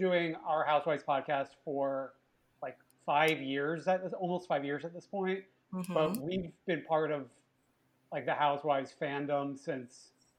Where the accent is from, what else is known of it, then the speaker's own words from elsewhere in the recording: New York, United States; I'm originally from New York